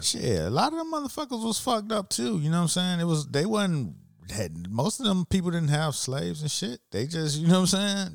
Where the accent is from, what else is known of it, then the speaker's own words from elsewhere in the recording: Miami Gardens, Florida, United States; I'm from Miami and the neighborhood where I grew up, which, you know, it's called Miami Gardens now